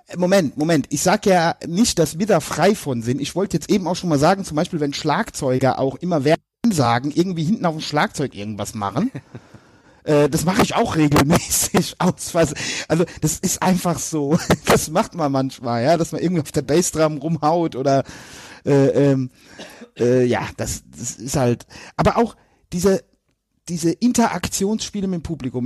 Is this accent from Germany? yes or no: yes; near Limburg, Hesse, Germany; also born or lived in Westerwald; ich komme ja da aus der Nähe von Limburg, da ist ja Hockey ganz groß